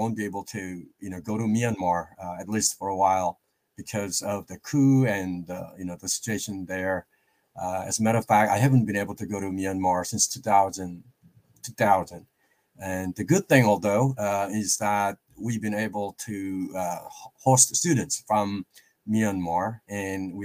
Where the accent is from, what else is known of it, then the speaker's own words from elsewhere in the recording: South Korea; moved away as an adult; now in Overland Park, United States; I'm originally from South Korea, as you can see. I've been living here in the United States for the last 27 plus years